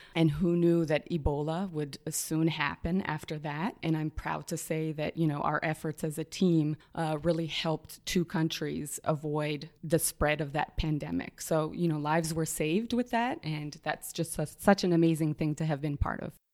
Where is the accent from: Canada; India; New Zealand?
Canada; Montreal, Quebec; moved away; also born or lived in Toronto, Canada; I was born in Toronto, in Canada. Humble beginnings. I'm a, uh, the oldest of four kids. And, you know, early on, our parents taught us uh, to be social justice activists, even when it wasn't popular. Uh, but we then moved to Montreal. So, Montreal is home for me